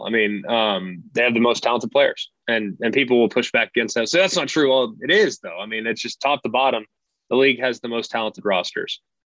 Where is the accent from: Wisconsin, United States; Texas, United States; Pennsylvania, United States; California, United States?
Texas, United States; Southlake; And neither one of us transferred in. We grew up in the South Lake Carroll system.